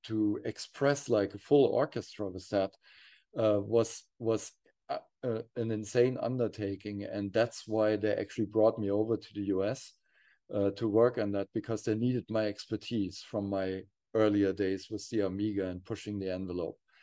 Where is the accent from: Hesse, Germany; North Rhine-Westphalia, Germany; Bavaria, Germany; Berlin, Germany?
Hesse, Germany; near Frankfurt; born or raised there; also born or lived in Kassel, Germany